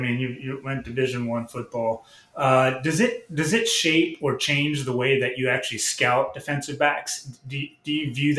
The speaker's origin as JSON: {"language": "English", "town": "Lafayette", "region": "Louisiana", "country": "United States", "tie": "born or raised there", "said": "Growing up in Lafayette"}